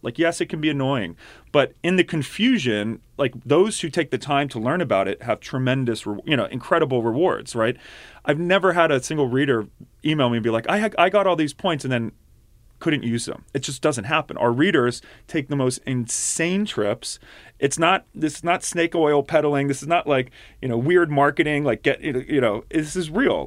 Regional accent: outside of Philadelphia, Pennsylvania, United States; also born or lived in Pittsburgh; I grew up outside of Philly.

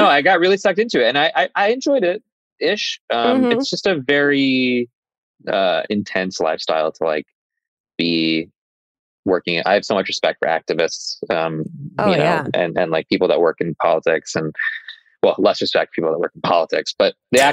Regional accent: Arizona, United States; also born or lived in Dallas, Texas; now in Los Angeles, United States; I was born in Dallas, but I grew up in Arizona

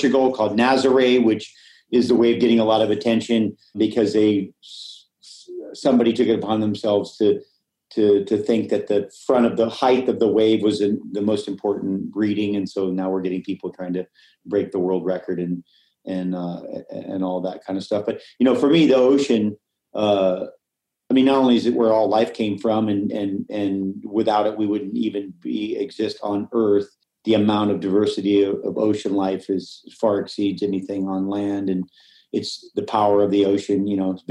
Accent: Hawaii, United States; I grew up in Hawaii

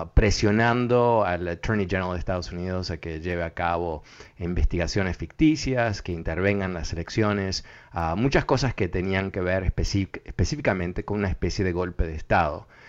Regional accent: Uruguay; yo, nací en Uruguay

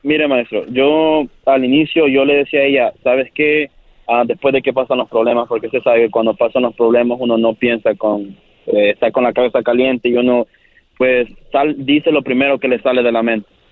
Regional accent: El Salvador; yo soy del Salvador

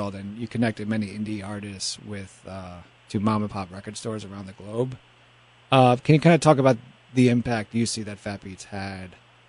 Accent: New York City, New York, United States; I was 15 years old at the time. I grew up in Washington Heights.

